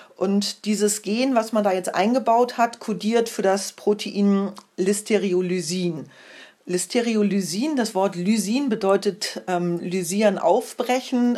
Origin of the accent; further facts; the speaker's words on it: Germany; bei uns in Deutschland